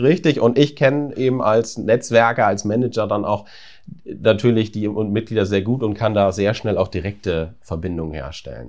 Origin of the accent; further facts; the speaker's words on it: Apensen, Lower Saxony, Germany; also born or lived in Braunschweig / Indiana, United States; ich bin aufgewachsen tatsächlich in Apensen bei Buxtehude